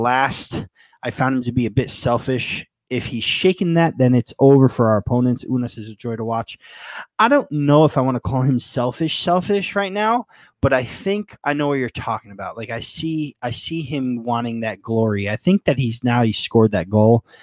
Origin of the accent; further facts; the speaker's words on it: Yonkers, New York, United States; moved away; I'm from Yonkers